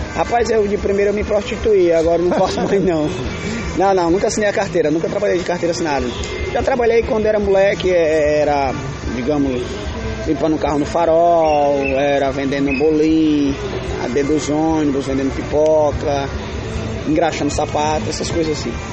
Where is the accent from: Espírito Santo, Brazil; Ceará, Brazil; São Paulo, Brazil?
Ceará, Brazil; Fortaleza; E meus irmãos e eu nascemos todos aqui em Fortaleza mesmo.